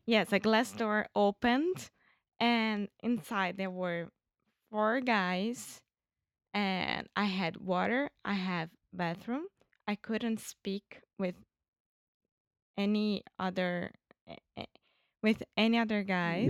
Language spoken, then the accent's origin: English; Rio de Janeiro, Brazil; English is a second language; I'm Brazilian from Rio de Janeiro.